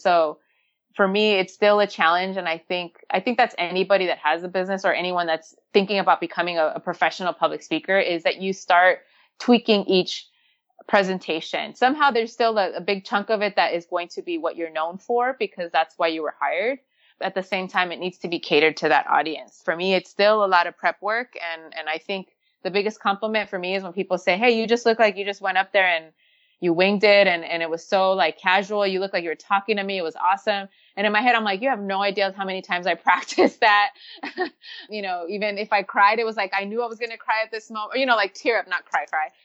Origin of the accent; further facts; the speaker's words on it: Los Angeles, California, United States; growing up in Los Angeles